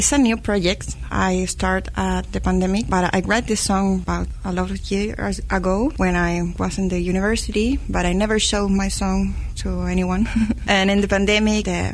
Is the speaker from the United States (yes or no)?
no; Chile; also born or lived in Frutilla, Chile; I'm a musician from Chile. I live in a small town, Frutilla, a creative city of music